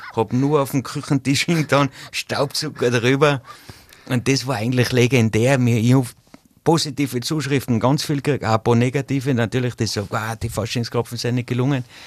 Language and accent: German; Zillertal, Tyrol, Austria; bei uns im Zillertal